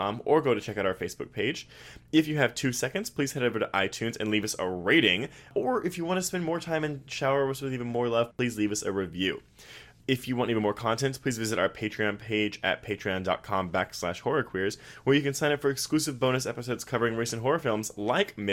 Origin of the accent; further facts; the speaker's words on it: Texas, United States; I'm from Texas